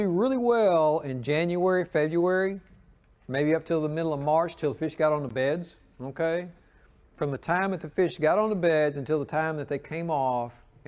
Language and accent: English; the South, United States; Growing up in the South